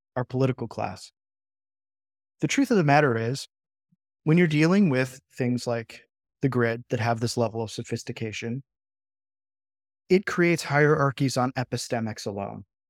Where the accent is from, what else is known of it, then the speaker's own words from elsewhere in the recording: United States; As an American